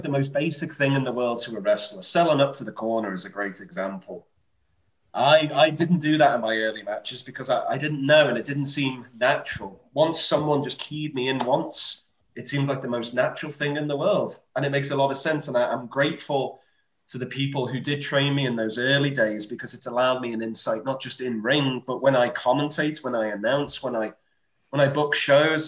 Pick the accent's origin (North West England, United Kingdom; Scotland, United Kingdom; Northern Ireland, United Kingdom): North West England, United Kingdom; Liverpool; I'm from Liverpool